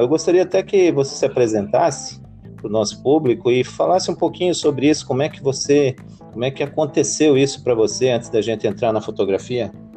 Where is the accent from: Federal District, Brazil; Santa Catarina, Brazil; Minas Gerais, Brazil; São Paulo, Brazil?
Santa Catarina, Brazil; Joinville; eu sou natural de lá, né, de Joinville, no norte de Santa Catarina